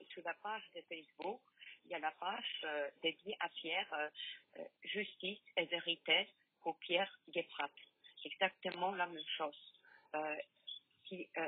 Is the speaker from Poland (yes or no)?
yes; Poland; French is a second language; now in France; Je suis polonaise d'origine.